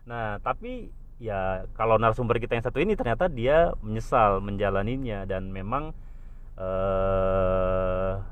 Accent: Java, Indonesia; itulah gue aja orang Jawa

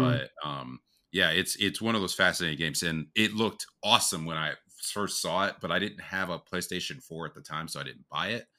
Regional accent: United States; we're from the States

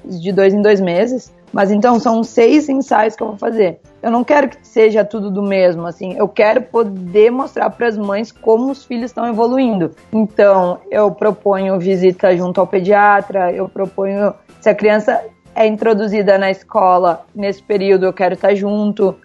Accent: Parobé, Rio Grande do Sul, Brazil; also born or lived in Caxias do Sul, Rio Grande do Sul, Brazil; Eu sou natural de Caxias do Sul. Mas os meus pais, quando eu tinha oito anos, eles foram morar em Parobeca, uma cidadezinha bem menor

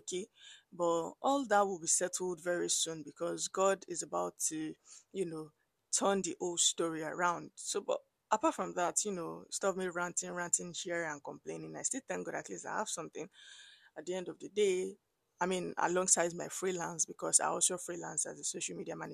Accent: Abeokuta, Ogun State, Nigeria; moved away as an adult; I grew up in Abeokuta, I schooled in Abeokuta

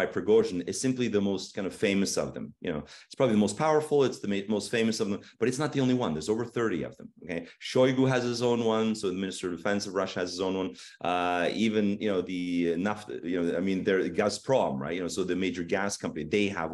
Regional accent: just outside of Toronto, Ontario, Canada; moved away as an adult; now in Kyiv, Ukraine; I'm born and raised in Canada in just outside of Toronto.

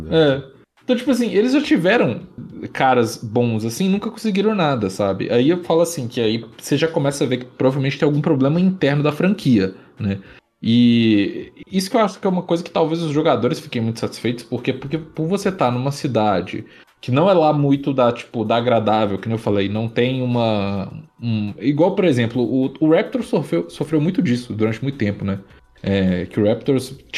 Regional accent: Brazil; pra gente que é brasileiro

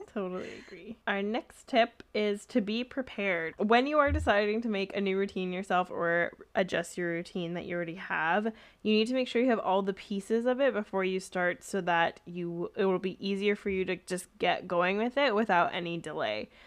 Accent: Canada; accent: Canadian; my Canadian accent

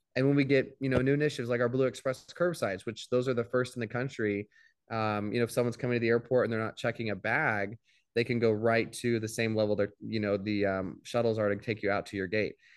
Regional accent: Midwest, United States; now in Tampa, United States; grew up in the Midwest

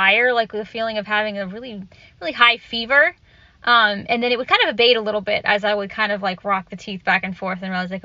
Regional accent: Orlando, Florida, United States; I grew up in Orlando, Florida

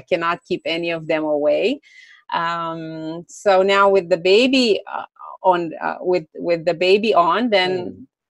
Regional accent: Romania; also born or lived in Greece; I'm originally from Romania. Now I mm. live partly, uh, partially in Romania, partially in Greece.

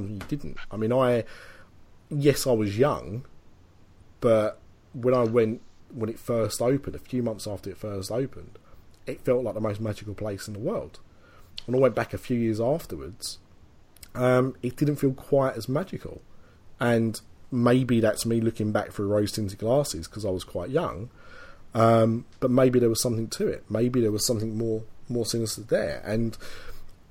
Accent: England, United Kingdom; a poor Englishman attempting French

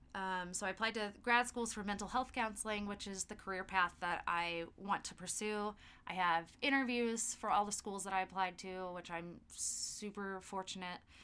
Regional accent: Festus, Missouri, United States; I was born and raised in Festus, Missouri, which is about an hour south of St. Louis.

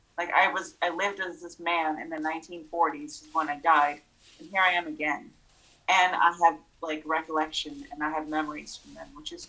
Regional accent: Moldova; born there; I was born in Moldova, and out there, like gypsies was a thing.

